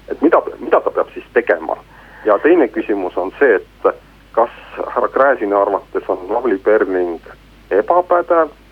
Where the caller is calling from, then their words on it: Tartu, Tartu County, Estonia; Eh, tervist